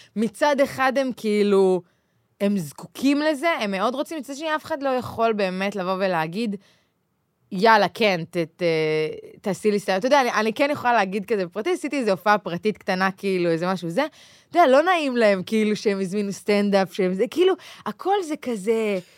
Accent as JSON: {"language": "Hebrew", "country": "Israel", "tie": "born or raised there", "moved": "yes", "lives_now": "Tel Aviv, Israel", "said": "מושבניקית לשעבר"}